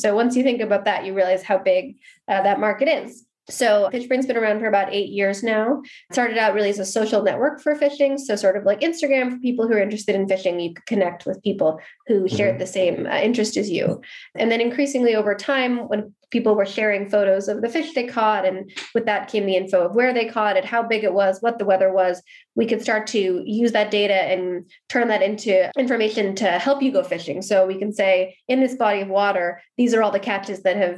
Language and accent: English; Seattle, Washington, United States; moved away as an adult; also born or lived in Berlin, Germany / Canada; now in Stockholm, Sweden; previously in Seattle, where I'm from, also working at a digital agency